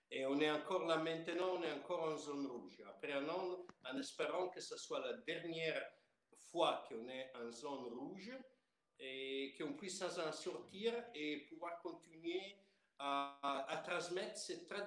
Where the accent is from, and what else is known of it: Piedmont, Italy; born or raised there; French is a second language